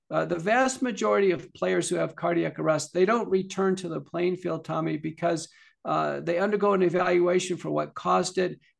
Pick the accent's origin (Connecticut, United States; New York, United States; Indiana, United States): New York, United States; Buffalo; moved away; many of your listeners know I'm originally from Buffalo, New York